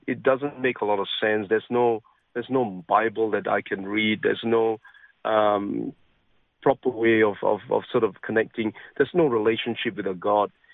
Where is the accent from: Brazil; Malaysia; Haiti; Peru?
Malaysia; Penang; now in Australia; I was born in an island called Penang, and that's where I grew up